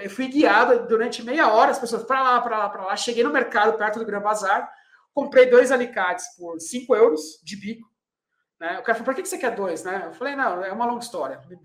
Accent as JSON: {"language": "Portuguese", "country": "Brazil"}